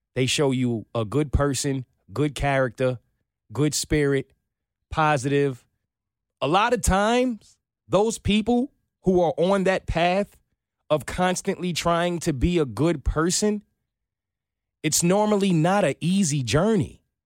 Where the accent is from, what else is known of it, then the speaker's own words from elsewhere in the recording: New York, United States; growing up in New York